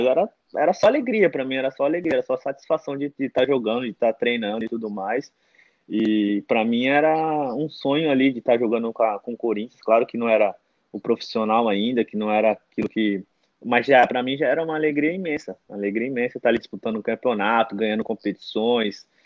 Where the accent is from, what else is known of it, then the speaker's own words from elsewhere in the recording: Mauá, São Paulo, Brazil; also born or lived in Portugal; eu sou natural de Mauá, São Paulo, né? ABC Paulista